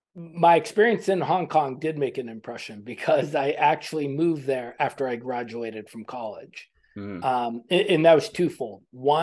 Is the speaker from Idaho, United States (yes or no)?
no; Boston, Massachusetts, United States; In Boston.